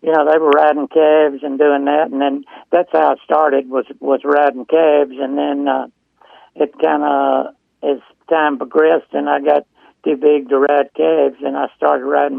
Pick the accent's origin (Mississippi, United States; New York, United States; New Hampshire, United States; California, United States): Mississippi, United States; moved away as an adult; also born or lived in Texas; I grew up in Mississippi, so and had family in Mississippi.